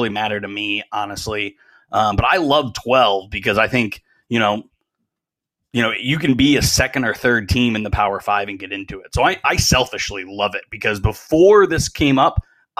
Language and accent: English; Notre Dame country, Indiana, United States; I grew up in Notre Dame country